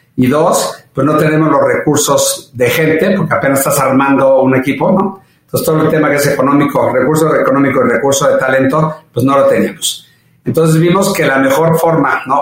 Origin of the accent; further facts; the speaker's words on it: Mexico; soy orgullosamente mexicano